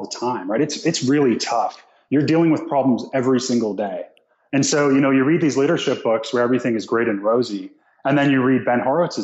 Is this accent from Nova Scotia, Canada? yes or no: yes; Nova Scotia, Canada; moved away; also born or lived in Toronto, Canada; I'm from Nova Scotia, Canada.